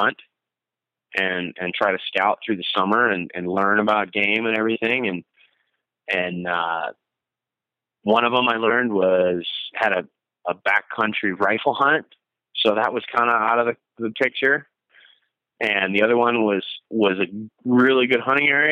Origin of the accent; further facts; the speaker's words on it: Blaine, Minnesota, United States; moved away as an adult; now in Bozeman, United States; I moved from Minneapolis, where I grew up, North Minneapolis, in a little suburb called Blaine